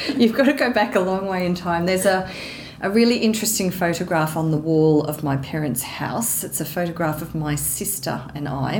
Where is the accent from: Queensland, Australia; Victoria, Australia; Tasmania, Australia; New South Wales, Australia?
Victoria, Australia; Geelong; I'm originally from Geelong in Victoria.